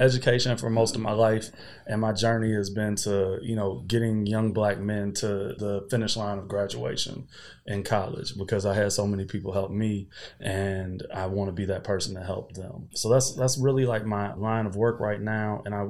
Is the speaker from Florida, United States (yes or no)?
yes; Pensacola, Florida, United States; moved away as an adult; now in New Orleans, United States; I am originally from Pensacola, Florida. Moved to New Orleans 6 years ago. So Brian tells me I am now a New Orleans resident because I married somebody from New Orleans. I work in New Orleans.